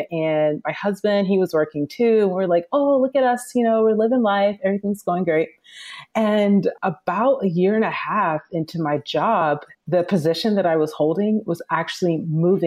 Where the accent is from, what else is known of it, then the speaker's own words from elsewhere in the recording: Atlanta, Georgia, United States; now in Los Angeles, United States; I'm originally from the South. I'm from Atlanta, Georgia, and I currently live in Los Angeles.